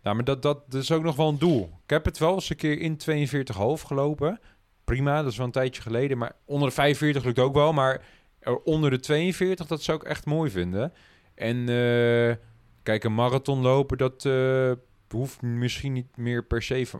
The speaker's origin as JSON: {"language": "Dutch", "country": "Netherlands", "said": "voor ons als Nederlanders"}